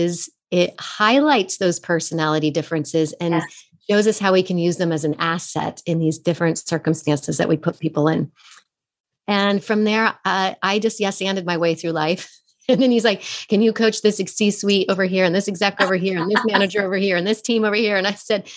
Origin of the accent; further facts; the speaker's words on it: Fort Collins, Colorado, United States; moved away as an adult; also born or lived in San Francisco; I took acting classes at this little studio where I grew up in Fort Collins, Colorado.